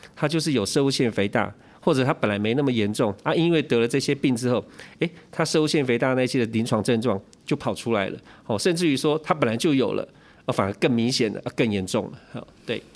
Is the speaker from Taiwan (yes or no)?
yes; Taiwan; 以前我们台湾人谚语嘛